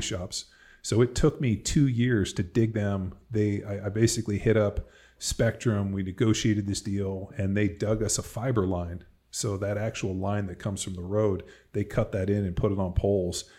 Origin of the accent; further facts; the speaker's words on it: California, United States; moved away as an adult; now in Texas, United States; I'm from California